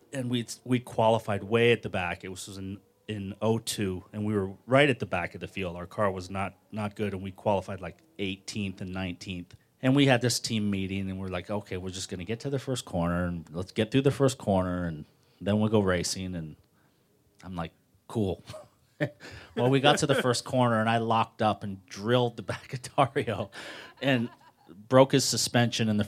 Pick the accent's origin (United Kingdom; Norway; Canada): Canada; Toronto, Ontario; in my home, coming into my hometown